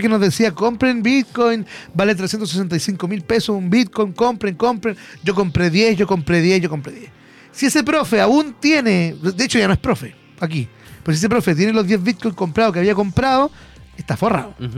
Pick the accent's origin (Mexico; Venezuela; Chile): Chile; uno como chileno